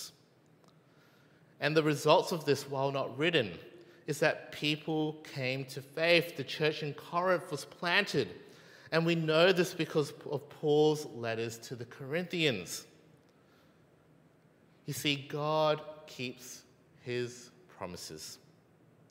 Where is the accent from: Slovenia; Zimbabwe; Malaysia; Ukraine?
Malaysia; I'm Malaysian